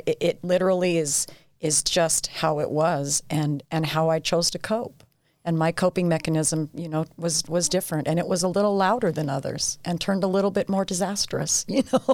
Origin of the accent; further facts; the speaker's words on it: Ephraim, Utah, United States; also born or lived in St. George, Utah; I grew up, uh, yeah, in Ephraim, absolutely loved it.